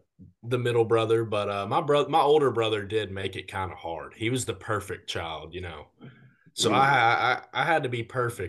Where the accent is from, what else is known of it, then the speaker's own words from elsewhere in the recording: Texarkana, Arkansas, United States; I'm from Texarkana, Arkansas. It's not too far from Hunter, actually. But, yeah, this is where I was born and raised.